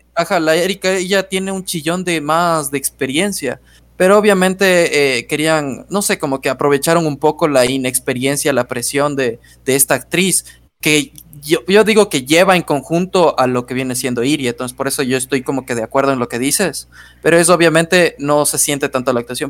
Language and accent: Spanish; Ecuador; somos ecuatorianos